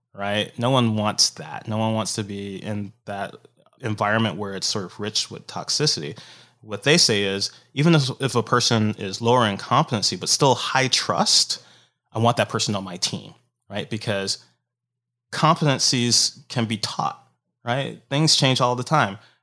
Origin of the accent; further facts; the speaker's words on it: Detroit, Michigan, United States; moved away as an adult; also born or lived in Tokyo, Japan / San Francisco / Seattle; the people that I grew up with back in Detroit